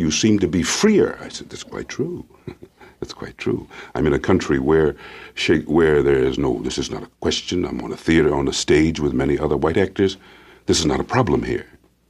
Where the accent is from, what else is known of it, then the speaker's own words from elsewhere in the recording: Princeton, New Jersey, United States; a Negro boy born in Princeton, New Jersey, in a college town where the students mainly came from the Deep South.